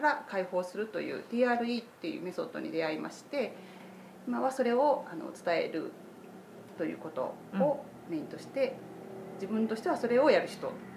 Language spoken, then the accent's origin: Japanese; Toyonaka, Osaka, Japan; moved away as an adult; also born or lived in Setagaya, Tokyo; 大阪で生まれて、えー、大阪で育って途中ちょっと離れましたけれど